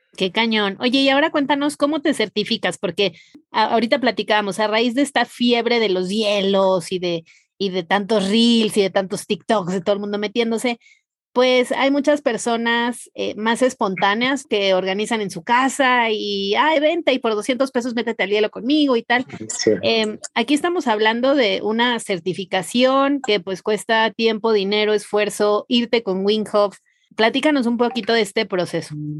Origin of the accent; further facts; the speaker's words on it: Mazatlán, Sinaloa, Mexico; yo soy de Mazatlán